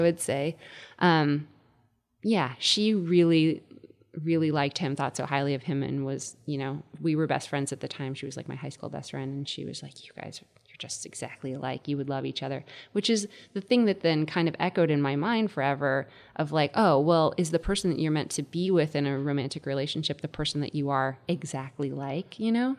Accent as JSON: {"language": "English", "region": "Connecticut", "country": "United States", "tie": "born or raised there", "also_born_or_lived": "Indiana", "moved": "as an adult", "said": "I was growing up in Connecticut"}